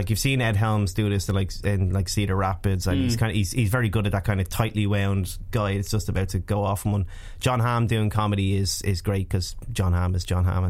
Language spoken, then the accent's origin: English; Dublin, Leinster, Ireland; as an Irish, as a Dubliner